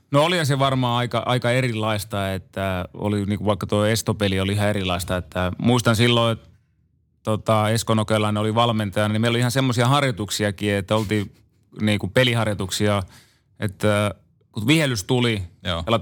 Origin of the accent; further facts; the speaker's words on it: Joensuu, North Karelia, Finland; also born or lived in Seinäjoki / Imatra; kun mä synnyin Seinäjoella, niin kahden vanhana, niin muutettiin Imatralle ja, ja sieltä muutettiin sitten tota Joensuuhun.